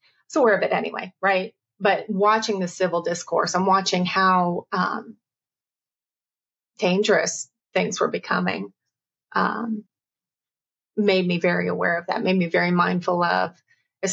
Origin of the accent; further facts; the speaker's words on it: the South, United States; also born or lived in the West (US); Growing up in the South, having moved from out West, to then in the South in the early 80s